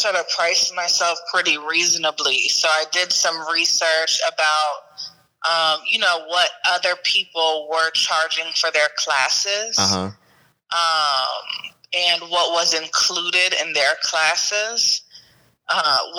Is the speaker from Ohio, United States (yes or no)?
yes; Cincinnati, Ohio, United States; moved away as an adult; now in Atlanta, United States; I'm located in Atlanta, but I'm from Cincinnati, and I've been here like literally a year